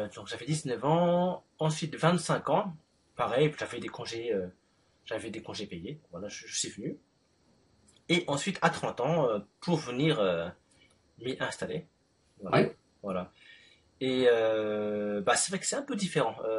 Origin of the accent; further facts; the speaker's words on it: Paris, Île-de-France, France; suis né en France, à Paris.